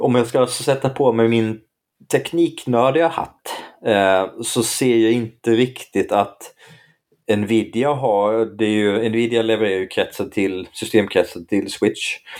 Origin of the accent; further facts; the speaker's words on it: Blekinge, Sweden; där jag växte upp, där, där var normen Nintendo